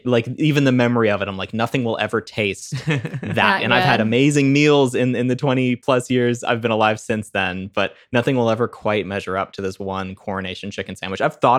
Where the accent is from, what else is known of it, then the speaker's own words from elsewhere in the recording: Zimbabwe; Zimbabwe, that's where I grew up.